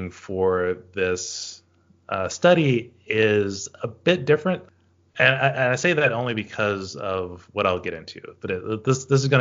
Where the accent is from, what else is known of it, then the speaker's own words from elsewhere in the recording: the South, United States; those are things that I know have influenced me historically growing up in the South, knowing that uh, there's this expectation of voting democratically, but also to act um, socially conservative.